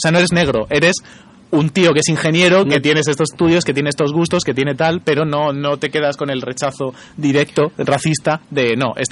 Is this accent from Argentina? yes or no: no; Region of Murcia, Spain